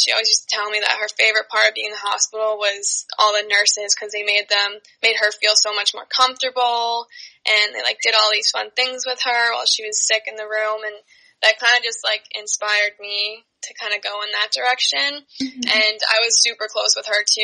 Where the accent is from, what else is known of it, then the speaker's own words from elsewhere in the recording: Long Island, New York, United States; we're from Long Island